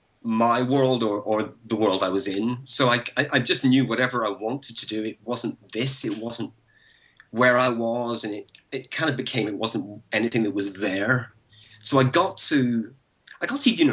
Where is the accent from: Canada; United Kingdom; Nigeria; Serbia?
United Kingdom; Belfast, Northern Ireland; moved away; I was born and raised in Belfast, and I grew up there through the 70s and 80s